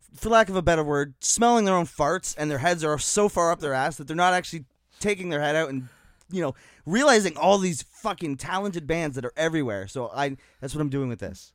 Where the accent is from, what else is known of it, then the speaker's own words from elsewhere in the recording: Niagara, Ontario, Canada; I'm from the Niagara community